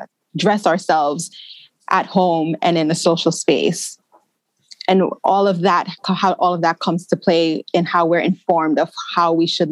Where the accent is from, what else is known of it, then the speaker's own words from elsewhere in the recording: New York City, New York, United States; moved away as an adult; also born or lived in Jamaica; now in London, United Kingdom; I'm from New York City, but I was born in Jamaica.